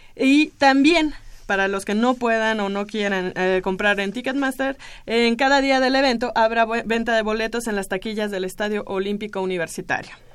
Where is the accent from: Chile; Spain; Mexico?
Mexico; nos ponemos como mexicanos